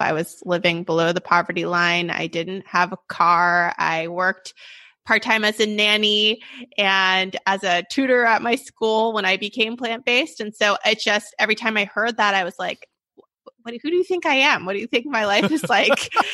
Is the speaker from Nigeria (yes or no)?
no; Sacramento, California, United States; I'm from Sacramento, born and raised